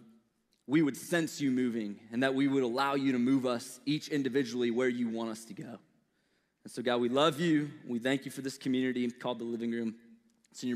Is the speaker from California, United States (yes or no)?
no; St. Louis, Missouri, United States; accent: Midwestern; moved away; So I was born and raised in St. Louis, Missouri